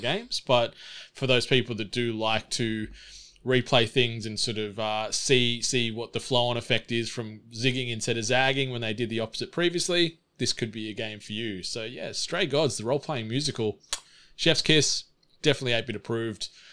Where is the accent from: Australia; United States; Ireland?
Australia; Snowy Mountains, New South Wales; Growing up in the Snowy Mountains, our local library didn't always have a ton of assortment